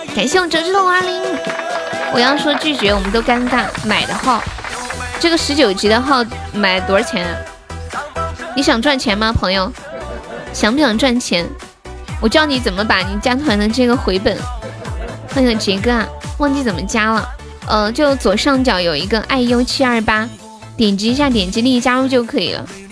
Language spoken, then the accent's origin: Chinese; Sichuan, China; moved away as an adult; also born or lived in Shenzhen; 我是四川的呀。我是四川的